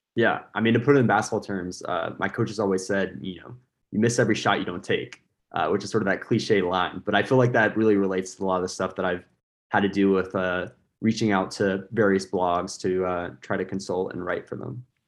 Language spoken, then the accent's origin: English; United States; I'm an American.